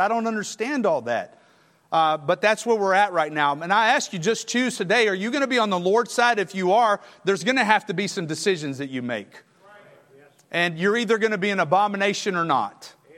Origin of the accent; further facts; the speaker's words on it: Texas, United States; moved away as an adult; now in Alabama, United States; I'm a Longhorn. I'm from Texas